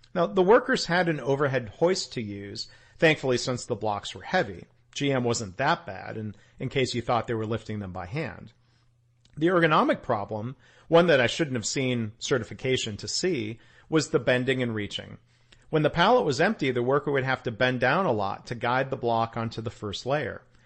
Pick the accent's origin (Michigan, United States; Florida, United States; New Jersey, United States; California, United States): Michigan, United States; Detroit; growing up around Detroit